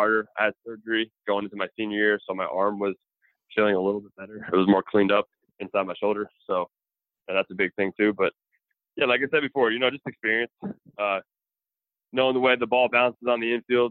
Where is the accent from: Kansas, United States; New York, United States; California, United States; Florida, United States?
New York, United States; I'm from New York